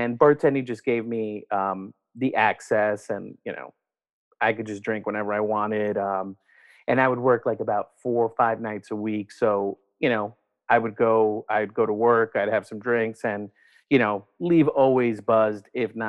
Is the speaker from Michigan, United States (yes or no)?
no; New York City, New York, United States; I am originally from New York, from Brooklyn, born and raised in New York City